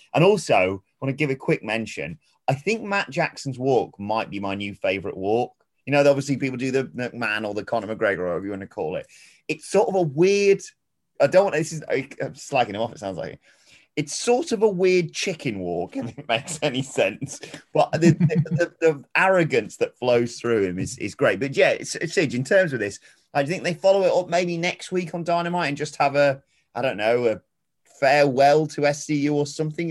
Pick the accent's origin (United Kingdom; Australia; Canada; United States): United Kingdom; I'm British